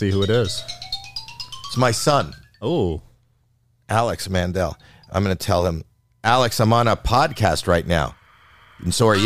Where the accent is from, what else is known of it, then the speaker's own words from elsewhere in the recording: Canada; now in United States; The first time I came over the border from Canada, I didn't have the right paperwork